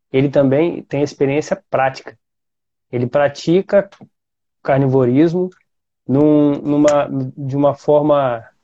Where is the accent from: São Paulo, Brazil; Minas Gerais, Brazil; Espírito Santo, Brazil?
Espírito Santo, Brazil; Vitória; Eu sou de Vitória.